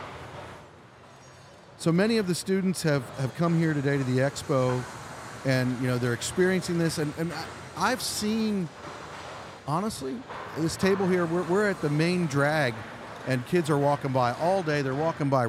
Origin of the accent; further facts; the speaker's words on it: Pennsylvania, United States; I'm from Pennsylvania